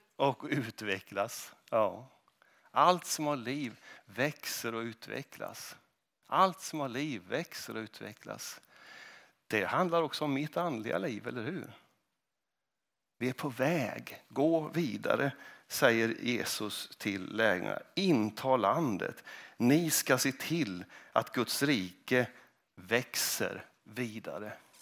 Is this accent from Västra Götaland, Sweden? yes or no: no; Kristinehamn, Värmland, Sweden; moved away as an adult; also born or lived in Mariestad; now in Huddinge, Sweden; när jag växte upp i Kristinehamn